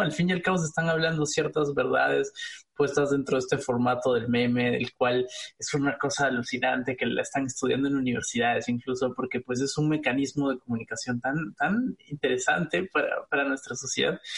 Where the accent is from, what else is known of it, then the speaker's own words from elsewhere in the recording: Peru; moved away; como peruano, eh, residiendo en el extranjero